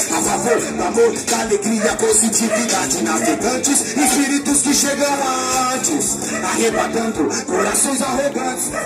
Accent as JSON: {"language": "Portuguese", "town": "Mauá", "region": "São Paulo", "country": "Brazil", "said": "sou de Mauá, muito prazer."}